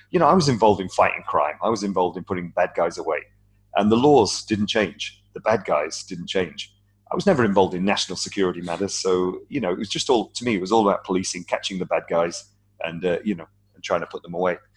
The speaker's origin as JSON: {"language": "English", "country": "United Kingdom", "also_born_or_lived": "United States", "moved": "as an adult", "lives_now": "Hong Kong", "said": "I'm British, as you can tell from my uh"}